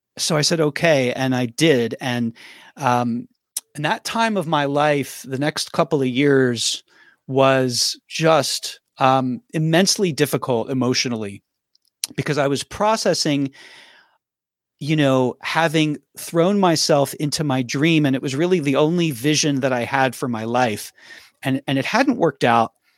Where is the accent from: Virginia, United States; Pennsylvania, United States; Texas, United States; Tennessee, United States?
Pennsylvania, United States; Philadelphia; moved away as an adult; also born or lived in Nashville; I grew up in Philadelphia